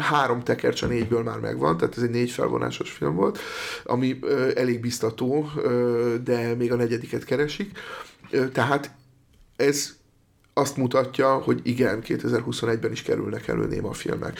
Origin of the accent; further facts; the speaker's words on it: Eger, Heves, Hungary; én egy egri srác vagyok